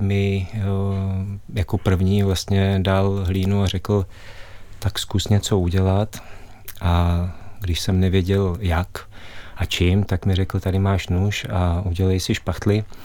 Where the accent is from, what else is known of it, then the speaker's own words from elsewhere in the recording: Karlovy Vary area, Karlovy Vary Region, Czechia; jsem eh, se narodil na Karlovarsku a pocházím vlastně z oblasti